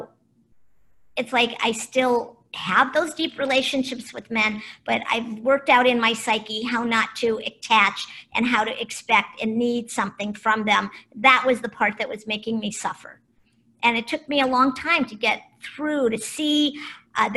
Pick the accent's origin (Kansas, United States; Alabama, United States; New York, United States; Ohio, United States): Ohio, United States; Cleveland; also born or lived in Boulder, Colorado / Kona, Hawaii / Marin County, California; now in Ojai, United States; I was born in Cleveland, Ohio